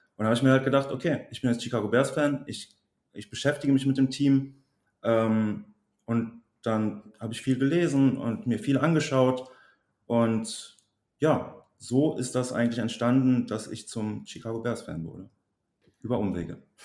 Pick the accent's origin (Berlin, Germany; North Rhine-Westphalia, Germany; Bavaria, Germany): North Rhine-Westphalia, Germany; Bergisch Gladbach; also born or lived in Cologne; now in Trier, Germany; ich komme aus Köln bzw. aus Bergisch Gladbach, wohne aber mittlerweile in Trier